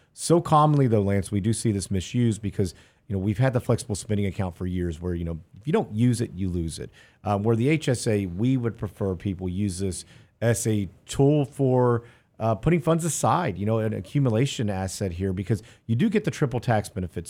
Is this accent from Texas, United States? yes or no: yes; Houston, Texas, United States; I grew up in Houston where it flooded often